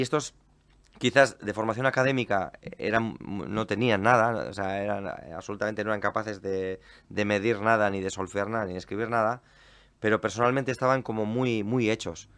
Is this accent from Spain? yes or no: yes; Portugalete, Basque Country, Spain; yo soy de Portugalete